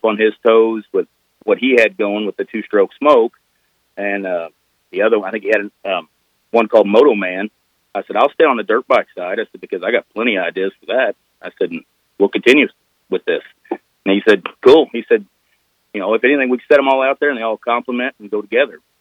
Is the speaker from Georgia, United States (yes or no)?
no; Southeast Missouri, United States; I'm from Southeast Missouri